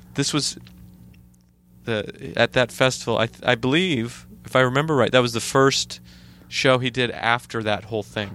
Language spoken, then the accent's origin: English; Idaho, United States; moved away as an adult; now in New York, United States; where I grew up in Idaho